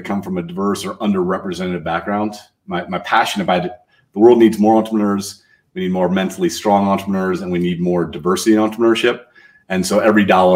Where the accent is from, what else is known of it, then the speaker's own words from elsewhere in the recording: Toledo, Ohio, United States; I grew up in Toledo, Ohio